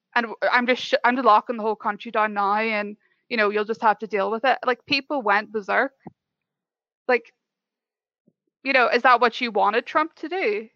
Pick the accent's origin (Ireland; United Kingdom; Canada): Ireland; I'm from Ireland